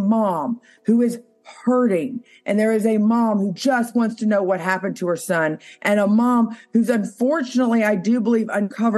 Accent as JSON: {"language": "English", "area": "Williamson County", "region": "Tennessee", "country": "United States", "tie": "born or raised there", "said": "I grew up in Williamson County. I was raised in Williamson County"}